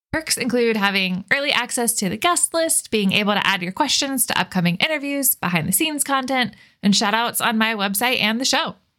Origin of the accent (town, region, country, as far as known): Florida, United States; born or raised there; moved away as an adult; now in Washington, United States